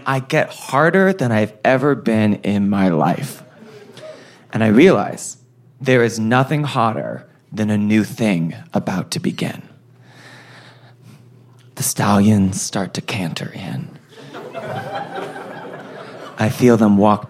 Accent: New York City, New York, United States; New York City

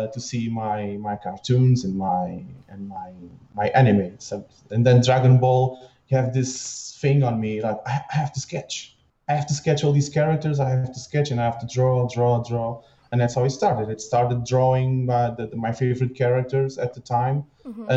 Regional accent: Lisbon, Portugal; now in Torres Vedras, Portugal; So I was raised in Lisbon, but my whole family lives here, so it was a natural move to be here in Torres Vedras as well

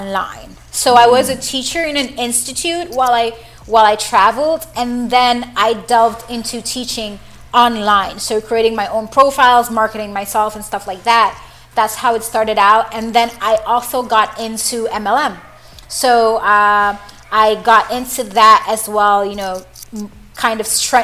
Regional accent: Jamaica; moved away; when I was younger, I was in high school, and normally we have this thing in Jamaica

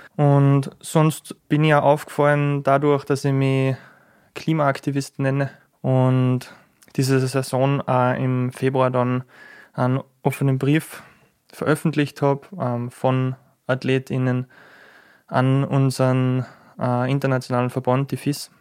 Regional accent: Schladming, Styria, Austria; ich bin in Schladming aufgewachsen

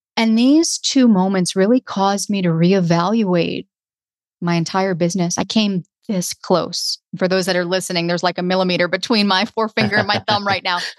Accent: the South, United States; I was from the South

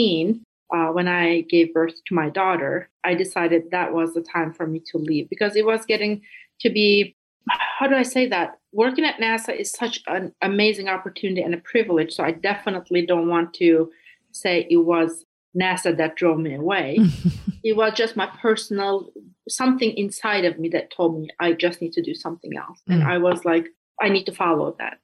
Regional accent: Istanbul, Turkey; English is a second language; moved away as an adult; also born or lived in Iowa / East Coast, United States; now in United States; I'm born and raised in Istanbul, Turkey, moved to US for graduate school when I was 22

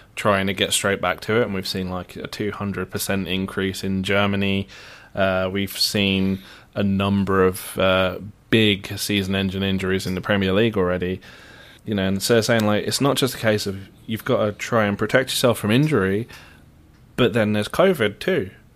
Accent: Luton, East of England, United Kingdom; moved away; I don't pronounce T's. I'm from Luton.

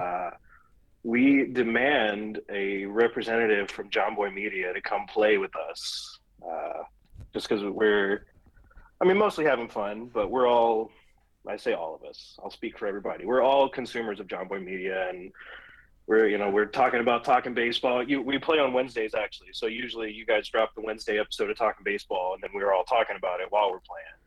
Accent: Vestavia Hills, Alabama, United States; moved away; I grew up in Vestavia Hills is the town I grew up

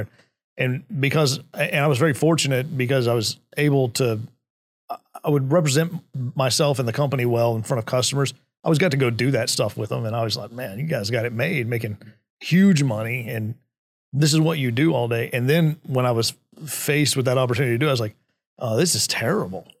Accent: Midland, Texas, United States; I was, uh, was born and raised in Midland, Texas

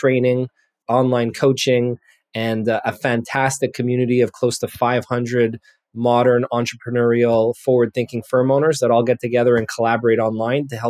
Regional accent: Montreal, Quebec, Canada; I'm a CPA born and raised in Montreal, Canada

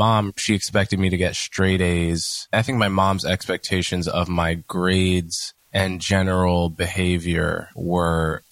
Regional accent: Montclair, New Jersey, United States; I grew up in Montclair, New Jersey, in a very diverse and well-off suburb of New York.

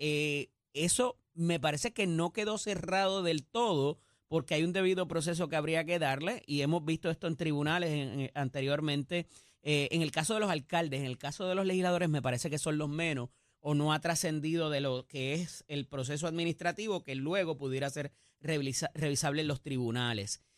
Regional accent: Puerto Rico; y que como buenos puertorriqueños, ¿verdad?

